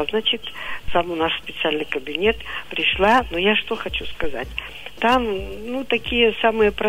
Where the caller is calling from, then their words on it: Divnogorsk, Krasnoyarsk Krai, Russia; Вот я из Дивногорска.